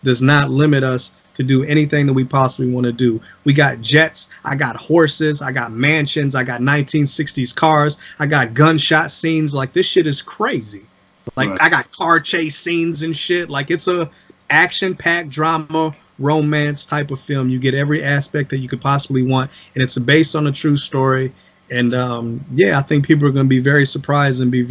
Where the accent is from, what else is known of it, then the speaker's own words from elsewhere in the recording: South Bend, Indiana, United States; I'm from South Bend, Indiana. I'm from the same places as everybody else around the city